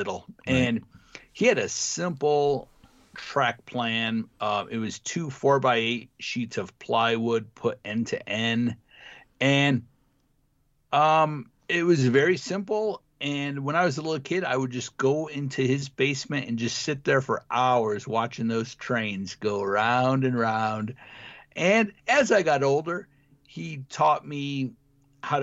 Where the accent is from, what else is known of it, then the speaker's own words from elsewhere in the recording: Iowa, United States; now in Colorado, United States; I grew up in Iowa